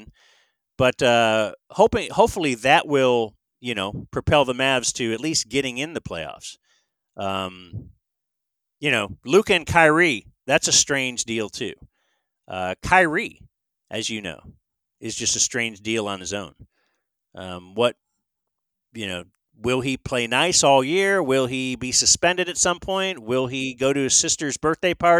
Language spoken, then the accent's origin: English; Cleveland, Ohio, United States; moved away; I'm originally from Cleveland